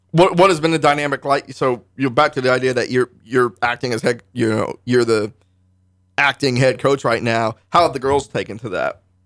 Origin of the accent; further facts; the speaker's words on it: Northern Virginia, United States; moved away as an adult; now in Parsons, Kansas, United States; I was just a high school kid in, in Northern Virginia, the D C metro area